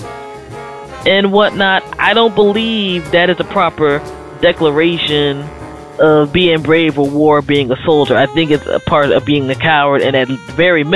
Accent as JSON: {"language": "English", "area": "Prince George's County", "region": "Maryland", "country": "United States", "tie": "born or raised there", "said": "I grew up around Prince George's County"}